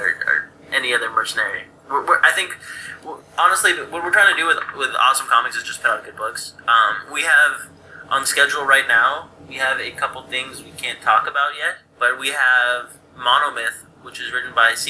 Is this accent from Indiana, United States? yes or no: no; Santa Monica, California, United States; I'm actually from Santa Monica